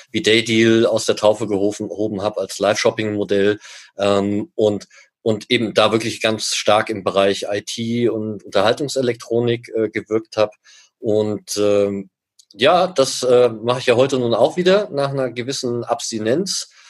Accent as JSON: {"language": "German", "country": "Germany", "moved": "yes", "lives_now": "Switzerland", "said": "wie man hört, bin ich Deutscher, lebe seit 16, jetzt 16, ja, doch 16 Jahren in der Schweiz"}